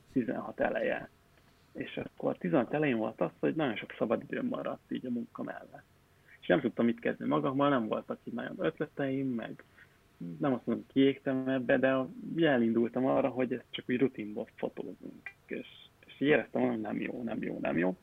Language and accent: Hungarian; Pécs, Baranya, Hungary; moved away; én Pécsi vagyok